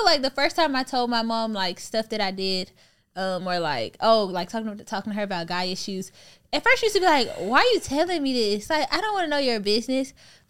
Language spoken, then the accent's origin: English; Houston, Texas, United States; I'm from Houston, Texas.